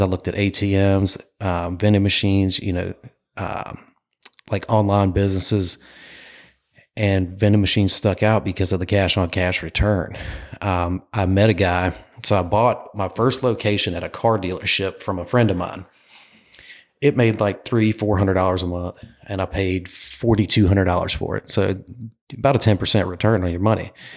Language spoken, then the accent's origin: English; Clayton, North Carolina, United States; moved away as an adult; now in Myrtle Beach, United States; I am from Clayton, North Carolina, a little town outside of Raleigh